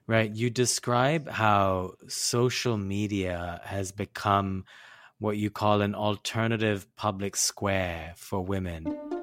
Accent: India; I grew up in South Asia, in India

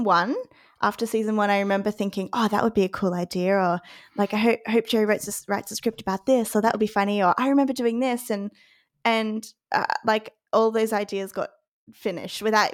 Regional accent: Queensland, Australia; just as a Queenslander

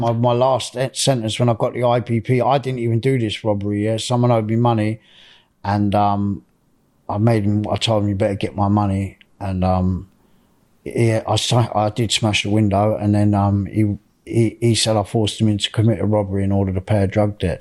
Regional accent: Reading, South East England, United Kingdom; I was born in Reading in Berkshire. Um, I was born on the D Road Estate

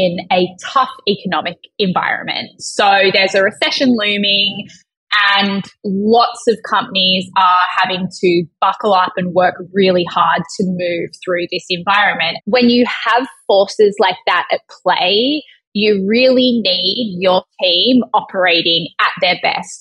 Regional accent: Australia; being Australian

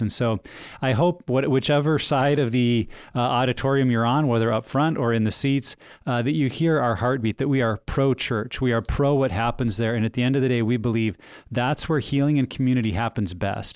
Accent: United States; moved away; I grew up in Wyoming, Montana

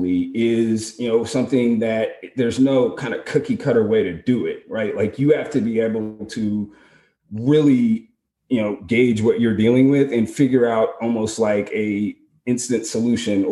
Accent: Portland, Oregon, United States; I'm from Portland

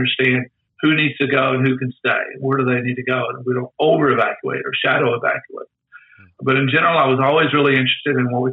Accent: Tornado Alley, United States; I grew up in Tornado Alley.

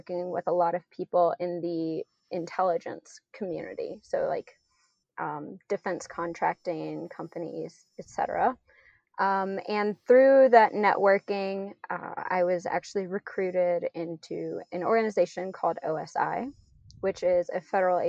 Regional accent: South Louisiana, United States; I grew up in South Louisiana, so I was just really surrounded by nature all the time

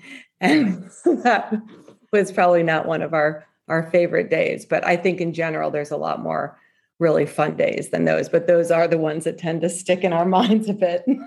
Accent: Maryland, United States; growing up in Maryland

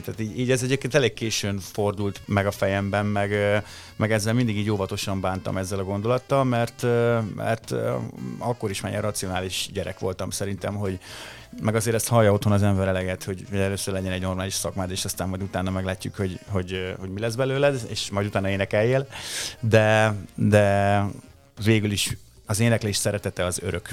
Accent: Lajosmizse, Bács-Kiskun, Hungary; ott Lajos Mizsén, ahol felnőttem

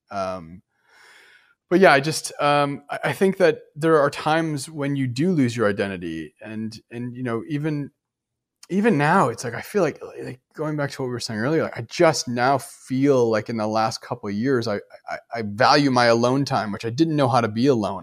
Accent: Detroit, Michigan, United States; moved away as an adult; also born or lived in New York; now in Los Angeles, United States; I grew up in Detroit

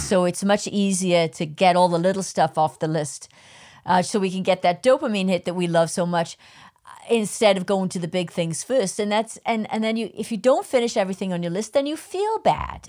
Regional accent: United Kingdom; I'm a Brit

